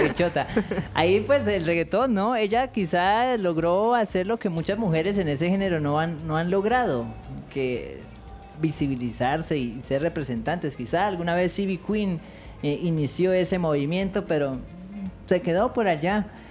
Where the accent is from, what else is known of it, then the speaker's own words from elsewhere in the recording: Colombia; como los colombianos somos